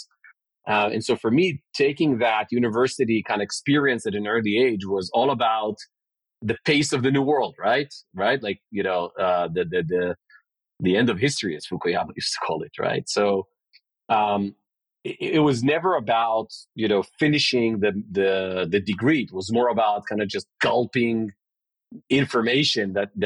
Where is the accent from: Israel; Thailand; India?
Israel; I grew up in Israel in a Cambrian explosion era